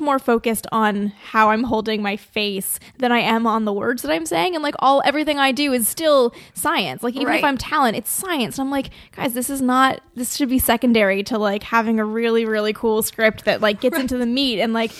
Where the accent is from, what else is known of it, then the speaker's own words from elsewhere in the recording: Toronto, Ontario, Canada; accent: Canadian; moved away as an adult; also born or lived in Phoenix, Arizona; now in United States; I am from Canada